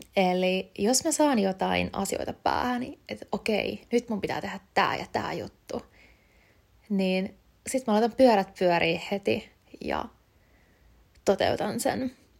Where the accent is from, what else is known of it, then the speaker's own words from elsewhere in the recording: Kotka, Kymenlaakso, Finland; moved away as an adult; now in Helsinki, Finland; mä oon alun perin Kotkasta kotoisin, eli kuitenkin täältä Etelärannikon puolelta